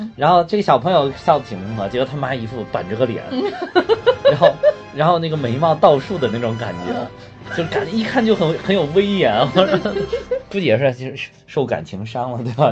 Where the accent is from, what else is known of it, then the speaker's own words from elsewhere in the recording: China; 咱们国家